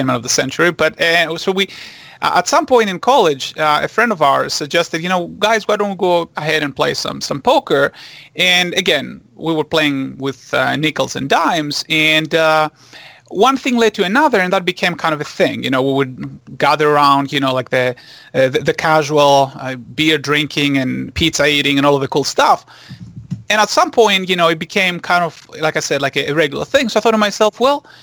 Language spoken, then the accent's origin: English; Greece; English is a second language; moved away as an adult; now in Los Angeles, United States; I was born and raised in Greece, and I came here to actually do my graduate degrees in mathematics.